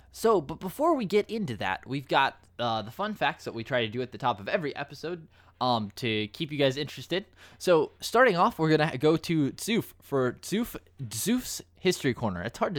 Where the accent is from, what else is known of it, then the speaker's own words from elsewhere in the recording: United States; I'm the American on the podcast